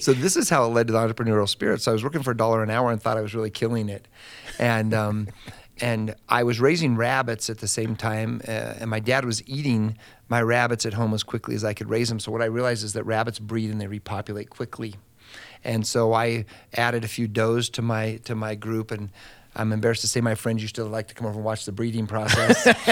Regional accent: Austin, Nevada, United States; moved away; I'm from Austin, Nevada

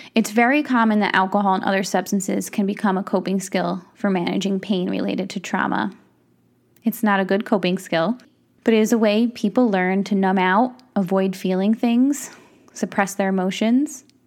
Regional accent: Ulster County, New York, United States; I grew up in Ulster County

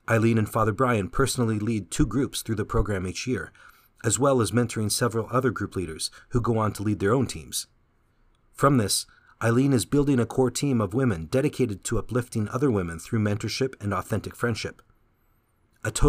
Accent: Canada; now in San Jose, United States; But when I came from Canada to San Jose, it was a struggle at first to find that family spirit.

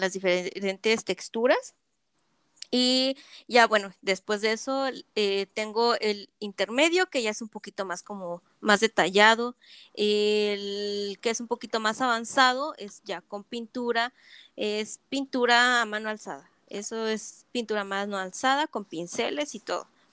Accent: State of Mexico, Mexico; moved away as an adult; now in Chihuahua, Mexico; yo soy de la Ciudad de México, bueno, del Estado de México.

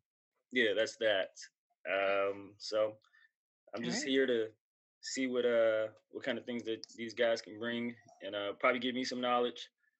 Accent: Maryland, United States; moved away as an adult; also born or lived in Missouri; now in Springfield, Virginia, United States; I'm originally from Maryland. So I'm from the DMV area. I live in Springfield, Virginia now.

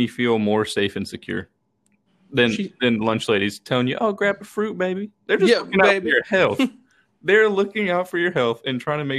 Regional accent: the South, United States; we grew up in the South

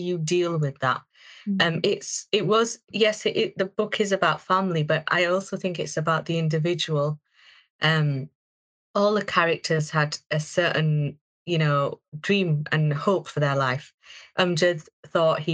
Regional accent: Bradford, Yorkshire and the Humber, United Kingdom; I'm from Bradford

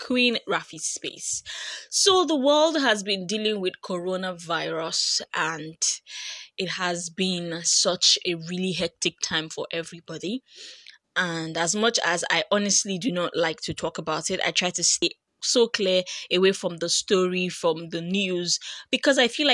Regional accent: Nigeria; the country where I come from

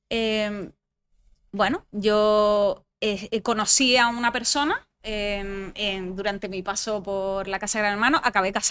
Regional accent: Canary Islands, Spain; first language French; Spanish is a second language; also born or lived in France; mi madre es francesa, mi padre es canario, y entonces, bueno, pues viví parte de mi infancia aquí en Gran Canaria y parte de mi infancia en Francia. De hecho, soy francófona y mis estudios los he cursado en francés

